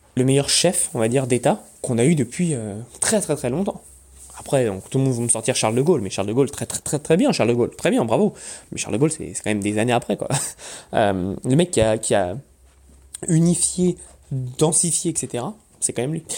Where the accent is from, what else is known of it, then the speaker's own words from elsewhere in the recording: Paris, Île-de-France, France; moved away; also born or lived in Corsica; moi je suis corse, d'origine corse. je grandis toute ma vie à Paris